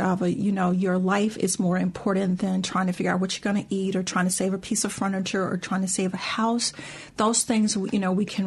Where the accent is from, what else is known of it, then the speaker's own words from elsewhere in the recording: the American South, United States; as Southerners